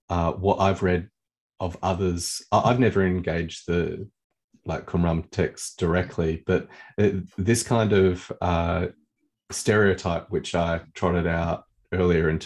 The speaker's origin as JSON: {"language": "English", "country": "Australia", "said": "I'm Australian."}